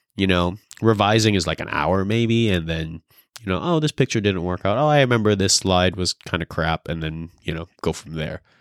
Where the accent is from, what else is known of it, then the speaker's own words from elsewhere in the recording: California, United States; moved away; I'm from California